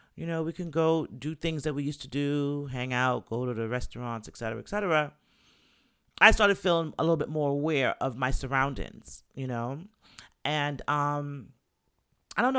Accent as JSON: {"language": "English", "region": "New York", "country": "United States", "said": "I'm from New York"}